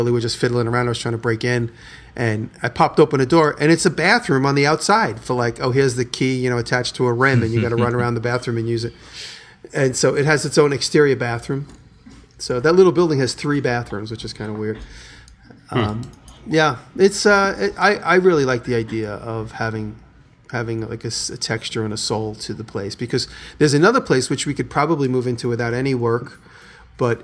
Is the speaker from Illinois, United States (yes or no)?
no; New York, United States; moved away; I'm a New Yorker